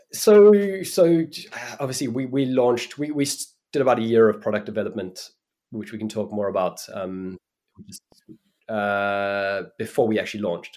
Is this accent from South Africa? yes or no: yes; Cape Town, Western Cape, South Africa; moved away; also born or lived in New York; I grew up in Cape Town in South Africa